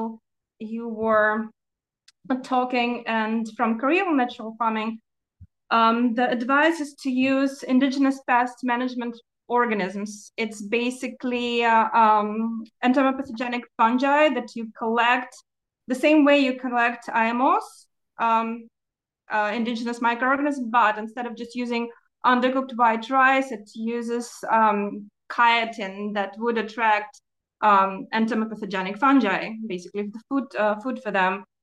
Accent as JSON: {"language": "English", "country": "Ukraine", "moved": "yes", "said": "I'm originally from Ukraine and I'm an expat"}